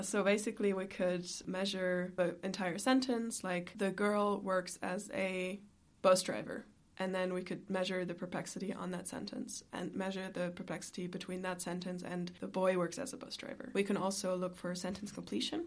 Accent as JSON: {"language": "English", "country": "Germany", "moved": "yes", "lives_now": "Ireland", "said": "I am originally from Germany"}